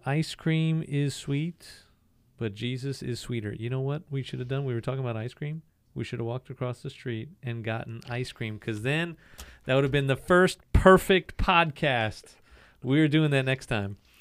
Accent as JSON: {"language": "English", "region": "the North", "country": "United States", "said": "I'm a Northerner. I'm a Yankee."}